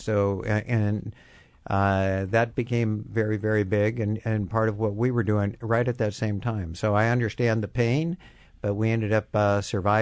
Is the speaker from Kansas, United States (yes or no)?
yes; Kansas, United States; I'm from Kansas